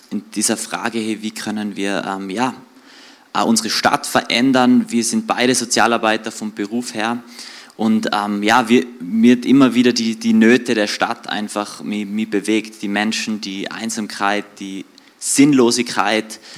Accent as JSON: {"language": "German", "town": "Höfen", "region": "Tyrol", "country": "Austria", "tie": "born or raised there", "also_born_or_lived": "Reutte", "lives_now": "Innsbruck, Austria", "said": "Also wir wohnen seit 10 Jahren, bin in Innsbruck, aber aufgewachsen bin in Reute oder beziehungsweise in Höfen im Außerfern."}